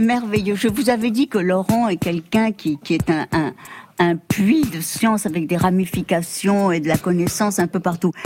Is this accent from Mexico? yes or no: yes; Mexico; moved away; on vient d'ailleurs, moi du Mexique, d'Amérique